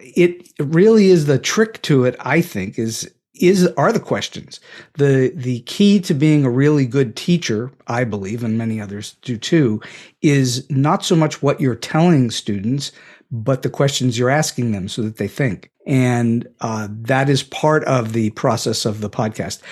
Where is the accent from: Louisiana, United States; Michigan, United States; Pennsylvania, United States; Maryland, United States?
Pennsylvania, United States; Pittsburgh; moved away as an adult; I was born and raised in Pittsburgh, Pennsylvania, and I currently live in Pittsburgh, Pennsylvania, though I did spend close to forty years away from this great city of ours